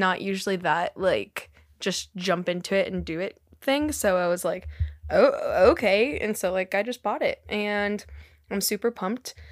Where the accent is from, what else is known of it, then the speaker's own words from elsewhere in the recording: California, United States; now in Pennsylvania, United States; growing up in California